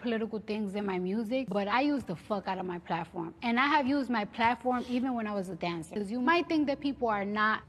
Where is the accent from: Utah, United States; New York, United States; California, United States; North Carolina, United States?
New York, United States; I'm a hood chick and I'm from the Bronx